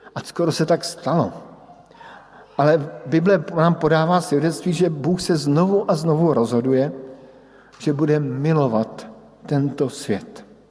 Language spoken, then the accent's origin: Czech; Brno, South Moravian Region, Czechia; born or raised there; moved away as an adult